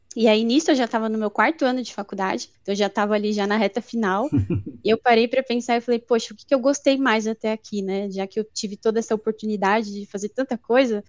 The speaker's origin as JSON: {"language": "Portuguese", "region": "São Paulo", "country": "Brazil", "tie": "born or raised there", "also_born_or_lived": "Guarulhos / Osasco", "said": "eu nasci em São Paulo, morei já em algumas outras regiões, em Guarulhos, em Osasco, mas morei a maior parte aqui em São Paulo mesmo"}